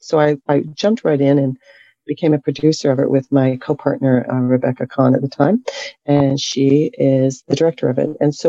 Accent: Toronto, Ontario, Canada; moved away as an adult; also born or lived in London, England / New York; I was born and raised in Toronto

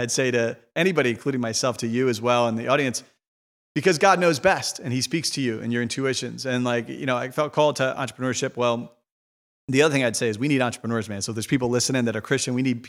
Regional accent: Ireland; Because, you know, as Catholic, especially as Irish people, you know, we're like, we don't think about business as good.

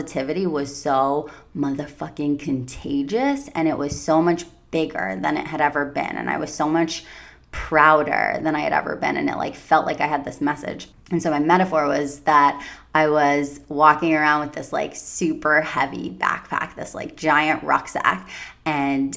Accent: Long Island, New York, United States; moved away; my hometown in Long Island, New York

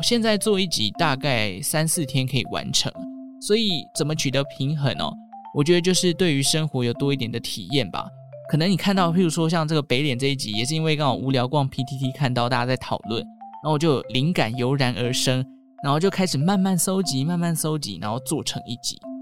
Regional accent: Taichung, Taiwan; 我是台中人

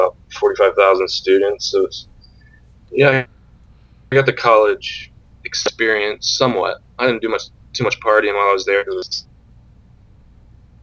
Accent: Central Ohio, United States; moved away as an adult; also born or lived in Cincinnati / New York City; Central Ohio on a thoroughbred horse farm in that's where I'm from

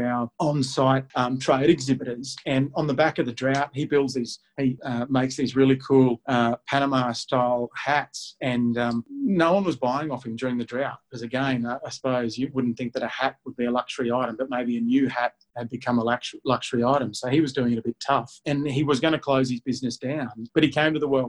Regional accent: Warwick, Queensland, Australia; Les, Robin and I, who are born and bred in Warwick

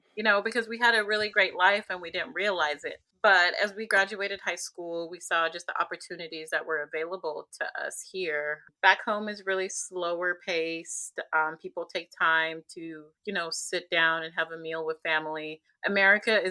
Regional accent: Zambia; now in United States; So I came from Zambia. It's a Central African country, landlocked.

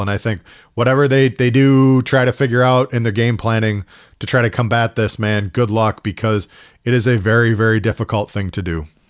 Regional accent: Minnesota, United States; I'm from Minnesota

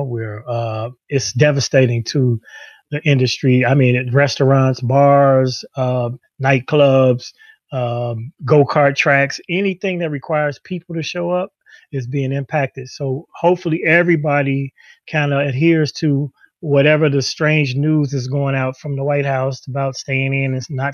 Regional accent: Chicago, Illinois, United States; Chicago as opposed to escaping my hometown

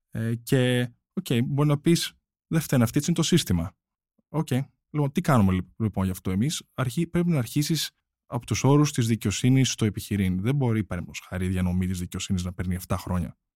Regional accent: United States; Και νομίζω είμαστε τρει από την Αμερική. Και νομίζω είμαστε οι μόνοι τρει που τουλάχιστον ε, ξέρω.

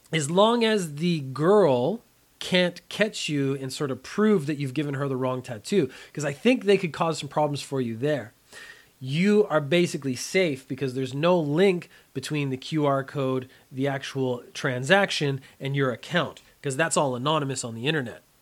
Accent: Canada; moved away as an adult; now in Japan; I am a Canadian. I grew up in a very mild climate in the summertime

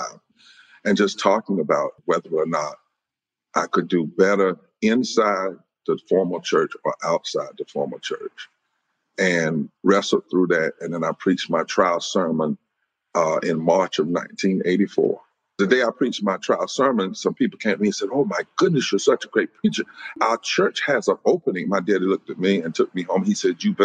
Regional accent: the South, United States; accent: Southern; also born or lived in North Carolina / Indiana; I'm from the South

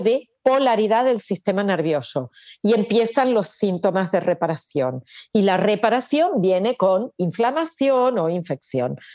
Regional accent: Argentina; moved away as an adult; now in Barcelona, Spain; yo nací en Argentina, viví allá, vine aquí

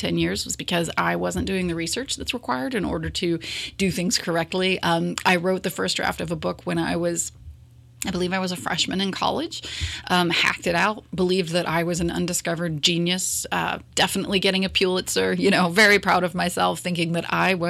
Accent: Morrow County, Ohio, United States; growing up in Morrow County and working in the schools for over a decade

